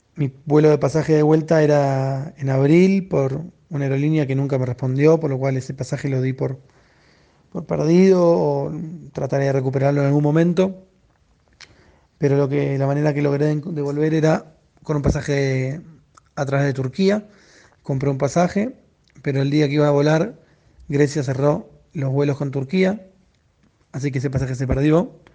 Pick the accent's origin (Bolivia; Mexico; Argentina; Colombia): Argentina; Buenos Aires; soy periodista de Argentina, de Buenos Aires